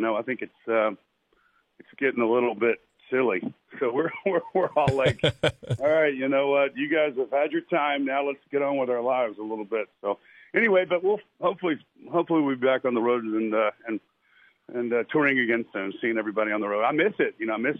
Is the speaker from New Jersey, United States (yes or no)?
no; Lynchburg, Virginia, United States; are from right down the street. Some really good, So, I mean, I've kind of grew up in music anyway.